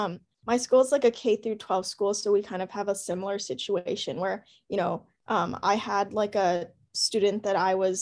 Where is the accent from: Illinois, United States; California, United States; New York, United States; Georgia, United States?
California, United States; Los Angeles; I'm actually from LA, so I'm not from the Central Valley.